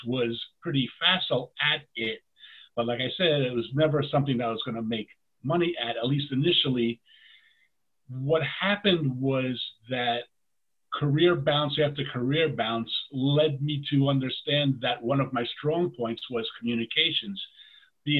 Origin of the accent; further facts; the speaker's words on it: New York City, New York, United States; moved away as an adult; also born or lived in Queens / Manhattan / Brooklyn; I grew up in the Tallentine area, University Avenue, Fordham Road, right around there, University Heights.